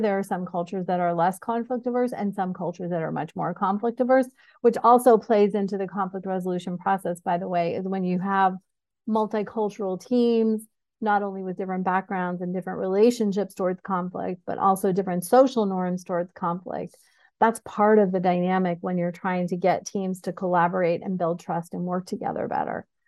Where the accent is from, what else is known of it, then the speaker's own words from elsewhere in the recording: Syracuse, New York, United States; moved away; also born or lived in New Jersey; I was born in New Jersey and grew up in Syracuse